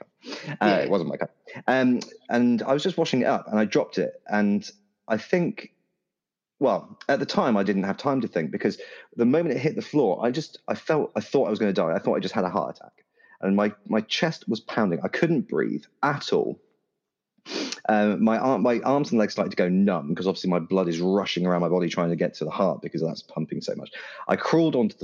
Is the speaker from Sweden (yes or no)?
no; United Kingdom; I'm terribly British